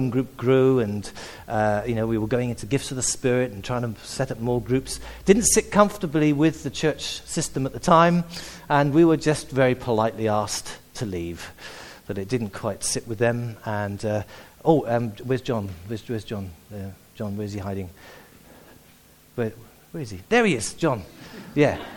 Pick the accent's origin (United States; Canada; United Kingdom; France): United Kingdom; South Wales; moved away; also born or lived in Sussex; I'm actually a Welshman. I was actually born and brought up in Wales